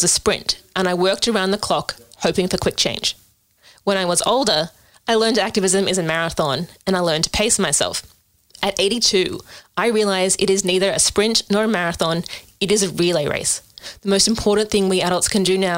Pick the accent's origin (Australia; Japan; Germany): Australia; despite being an Australian